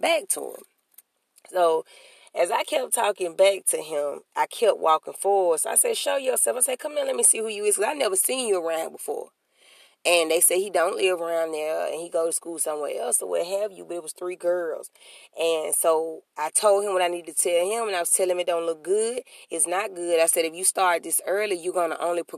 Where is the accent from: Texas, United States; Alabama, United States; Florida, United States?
Alabama, United States; I'm from Alabama. Alabama